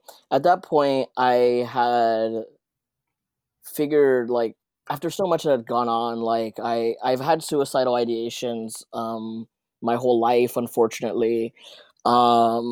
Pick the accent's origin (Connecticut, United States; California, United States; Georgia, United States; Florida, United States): California, United States; Los Angeles; also born or lived in Santa Ana, El Salvador; But I was raised in like East Hollywood, Koreatown, kind of like where they meet. So here in LA.